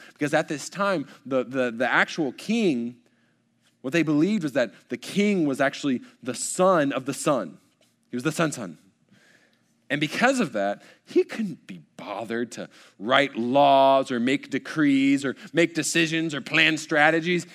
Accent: College Station, Texas, United States; I was born in College Station. I've lived here the entirety of my days

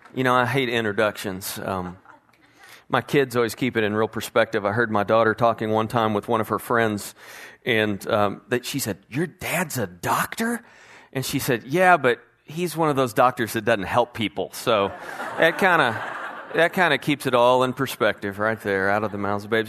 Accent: Bedford, Texas, United States; For most of my life, I grew up in the Herschelist Bedford area, which was close to Fort Worth

